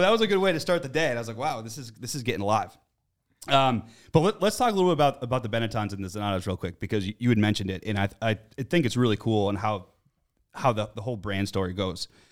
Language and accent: English; United States; I'm American